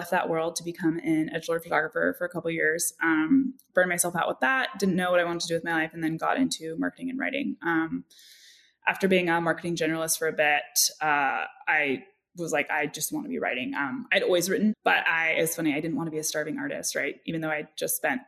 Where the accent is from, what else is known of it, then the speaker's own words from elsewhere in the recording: Bay Area, California, United States; I grew up in the Bay Area